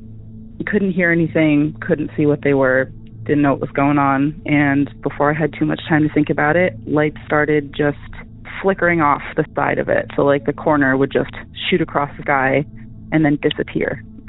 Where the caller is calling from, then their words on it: Massachusetts, United States; I'm calling from Massachusetts